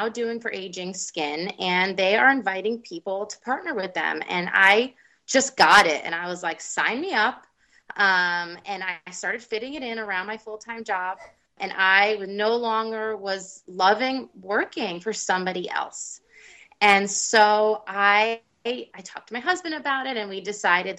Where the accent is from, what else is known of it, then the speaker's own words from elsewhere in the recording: New Jersey, United States; also born or lived in New York City; We grew up in New Jersey